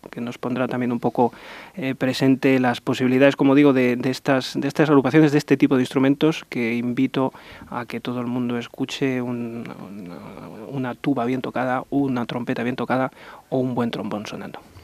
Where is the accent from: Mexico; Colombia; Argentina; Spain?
Spain; Ávila, Castile and León